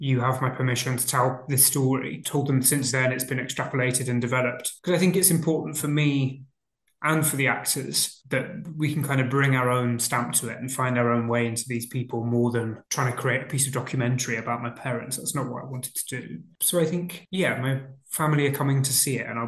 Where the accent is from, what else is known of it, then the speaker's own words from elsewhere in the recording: Boston, East Midlands, United Kingdom; I grew up in Lincolnshire in a place called Boston